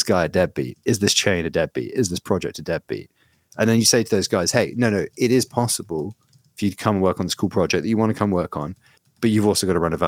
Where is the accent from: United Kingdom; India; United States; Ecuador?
United Kingdom; being British